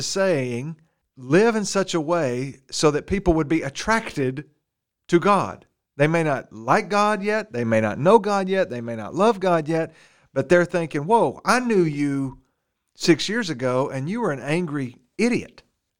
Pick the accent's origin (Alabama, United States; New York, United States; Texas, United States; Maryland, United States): Alabama, United States; I'm from Alabama.